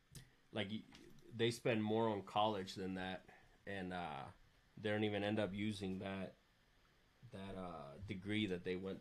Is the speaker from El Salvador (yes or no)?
yes; El Salvador; moved away; I come from El Salvador